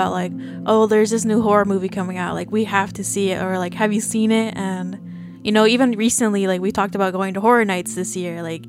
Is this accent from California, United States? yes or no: yes; Central Valley of California, United States; born or raised there